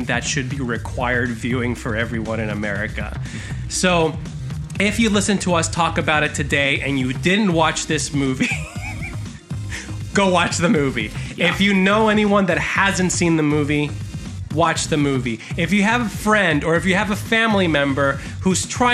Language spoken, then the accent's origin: English; Puerto Rico